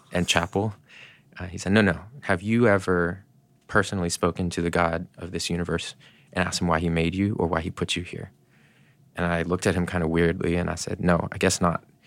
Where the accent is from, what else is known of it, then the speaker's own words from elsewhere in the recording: Canada; now in United States; I was born in Canada